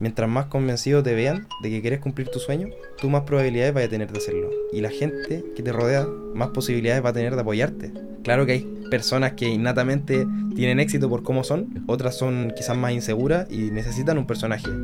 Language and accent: Spanish; Concepción, Biobío, Chile; yo soy de Conce